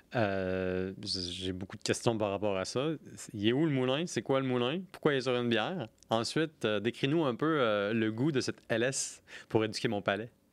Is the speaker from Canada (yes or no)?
yes; Quebec City, Quebec, Canada; also born or lived in Pont-Rouge; je viens de la ville de Québec